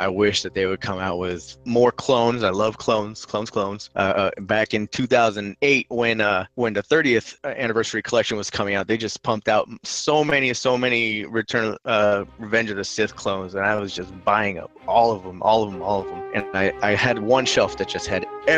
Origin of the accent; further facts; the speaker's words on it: California, United States; I am from California